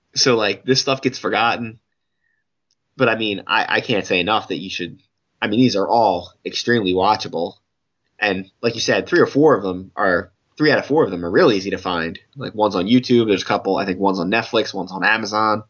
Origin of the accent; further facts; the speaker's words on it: United States; an American point of view